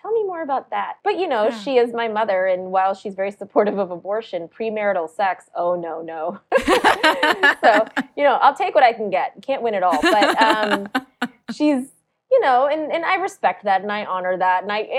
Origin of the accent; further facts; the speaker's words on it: South Carolina, United States; born there; I was born in South Carolina, but my parents were born and raised in India.